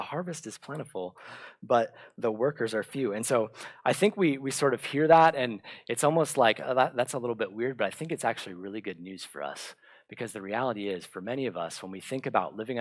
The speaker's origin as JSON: {"language": "English", "town": "Bradenton", "region": "Florida", "country": "United States", "tie": "born or raised there", "said": "my hometown in Bradenton, Florida"}